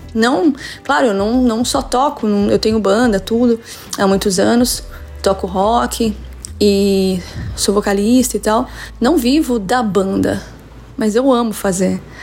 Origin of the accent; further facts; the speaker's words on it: Santo André, São Paulo, Brazil; now in São Paulo coast, Brazil; sou de Santo André, mas moro no litoral de São Paulo já há algum tempo